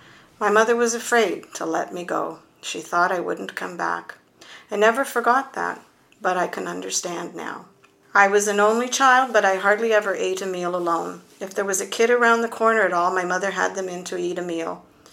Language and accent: English; Barry's Bay, Ontario, Canada; born there; I was born in Barry's Bay. Barry's Bay was only a small place then, not many people.